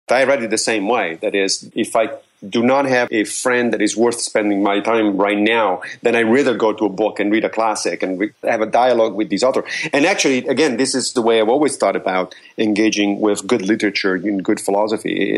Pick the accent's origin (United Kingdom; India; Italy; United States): Italy; Rome, Lazio; moved away; I grew up in Rome.